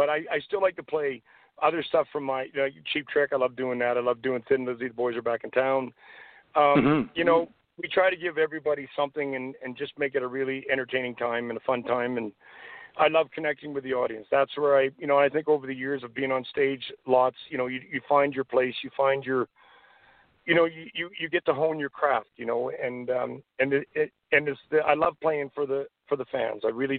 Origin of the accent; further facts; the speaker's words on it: Canada; Being a Canadian, I'm very proud to be a Canadian.